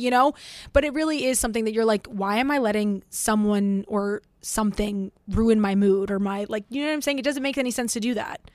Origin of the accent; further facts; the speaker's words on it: Florida, United States; moved away; I grew up in Florida for most of my life